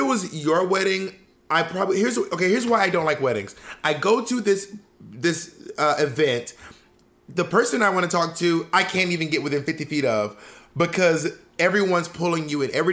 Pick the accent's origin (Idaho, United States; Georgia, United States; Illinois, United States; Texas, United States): Georgia, United States; Columbus; moved away; also born or lived in Opelika, Alabama; from Columbus, Georgia.